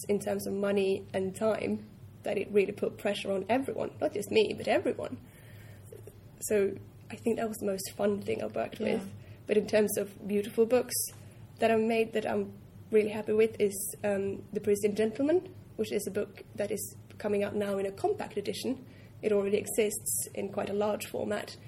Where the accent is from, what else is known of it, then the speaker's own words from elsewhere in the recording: Norway; moved away; I'm from Norway, I'm used to being very direct